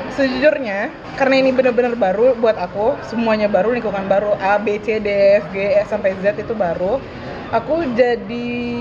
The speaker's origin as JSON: {"language": "Indonesian", "town": "Pekanbaru", "region": "Riau", "country": "Indonesia", "tie": "born or raised there", "moved": "as an adult", "lives_now": "Depok, Indonesia", "said": "aku dari TK dari playgroup malah satu yayasan swasta di Pekanbaru itu terus sampai SMP"}